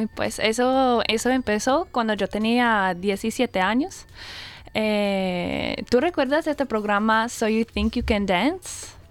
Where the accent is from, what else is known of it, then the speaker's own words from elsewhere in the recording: Brisbane, Queensland, Australia; Spanish is a second language; yo soy australiana, soy de aquí, eh, pero hablo el español